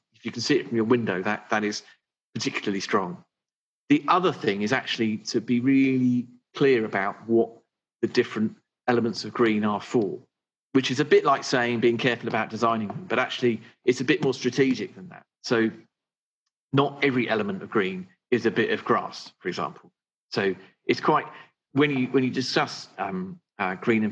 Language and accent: English; Suffolk, East of England, United Kingdom; also born or lived in North London; now in London, United Kingdom; I grew up in Suffolk, and I had a lovely, like, Enid Blyton type childhood